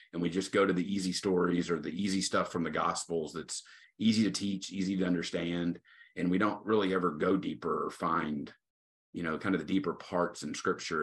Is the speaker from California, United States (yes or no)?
no; Tyler, Texas, United States; I'm originally from Tyler, Texas, so I'm serving back home. Uh, grew up here